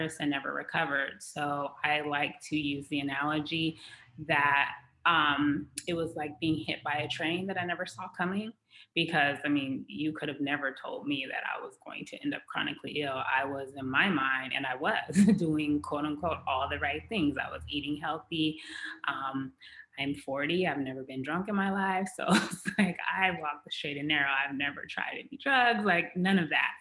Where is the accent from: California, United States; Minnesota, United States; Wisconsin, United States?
California, United States; Los Angeles; also born or lived in Beverly Hills, California; I grew up in the Los Angeles, California area